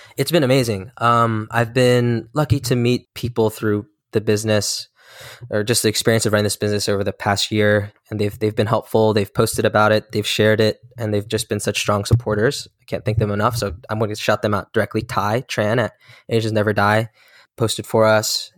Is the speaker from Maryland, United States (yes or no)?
yes; Maryland, United States; I'm a twenty-five-year-old Korean American entrepreneur, born and raised in Maryland to two South Korean immigrants.